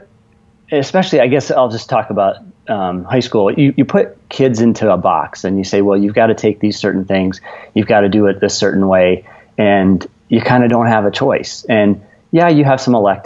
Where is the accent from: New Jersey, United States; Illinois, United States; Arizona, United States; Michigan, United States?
Michigan, United States; Kalamazoo; I grew up not far from where you both are in Kalamazoo, Michigan